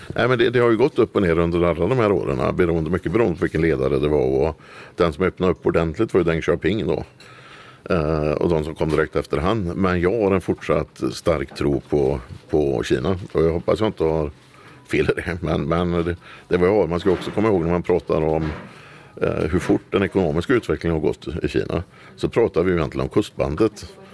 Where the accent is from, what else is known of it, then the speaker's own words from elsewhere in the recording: Dingle, Västra Götaland, Sweden; now in Kosta, Sweden; Sen har vi ju en stor, väldigt stor verksamhet i porten där jag är född också. I Dingle i Bohuslän